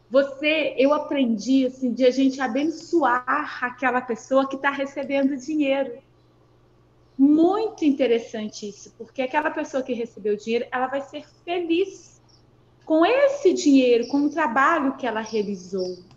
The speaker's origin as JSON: {"language": "Portuguese", "town": "Barbacena", "region": "Minas Gerais", "country": "Brazil", "said": "Eu sou de Barbacena, interior de Minas, né?"}